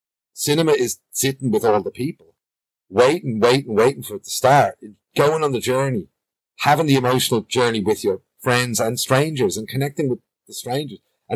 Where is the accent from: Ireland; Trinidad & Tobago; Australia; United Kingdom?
Ireland; Bray, Leinster; now in Dublin, Ireland; I grew up in Bray, which is a pretty working class place as well.